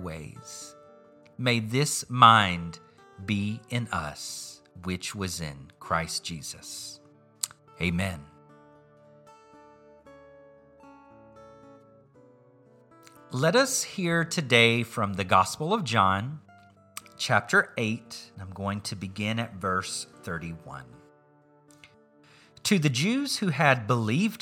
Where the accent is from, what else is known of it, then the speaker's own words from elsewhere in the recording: southeastern U.S., Southeastern United States, United States; accent: Southern; I grew up in a place and culture in the southeastern U.S. where family was important.